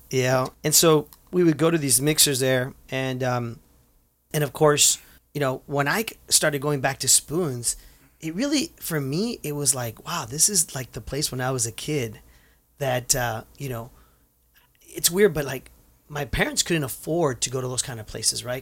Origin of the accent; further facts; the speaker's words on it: Santa Ana, California, United States; for us Santaneros that were born and raised there, when we see the name, it reminds us of us growing up in Santa Ana